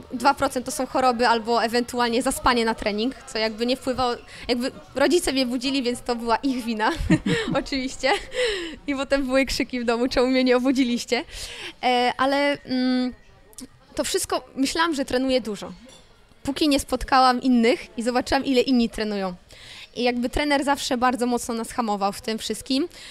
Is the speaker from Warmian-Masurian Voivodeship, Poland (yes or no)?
yes; Elbląg, Warmian-Masurian Voivodeship, Poland; moved away; ja jestem z Elbląga i e, chodząc do, do szkoły podstawowej numer 16